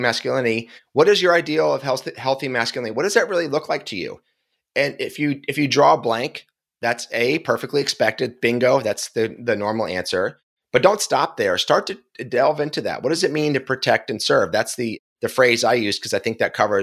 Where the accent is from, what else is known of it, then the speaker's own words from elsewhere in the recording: Philadelphia, Pennsylvania, United States; I'm from Philly